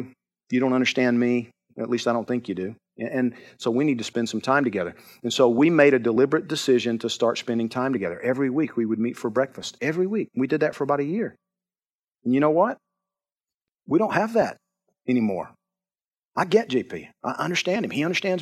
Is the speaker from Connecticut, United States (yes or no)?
no; Georgia, United States; I'm from Georgia.